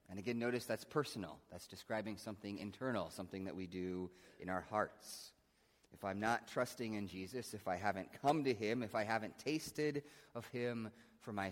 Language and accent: English; Midwest, United States; I'm a Christian. I, I grew up in the Midwest and go to church sometimes and, you know, went to Sunday school some